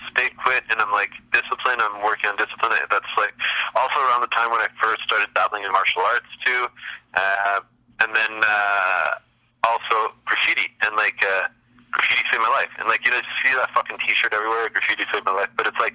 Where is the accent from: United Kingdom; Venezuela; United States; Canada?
Canada; Montreal, Quebec; I grew up in Montreal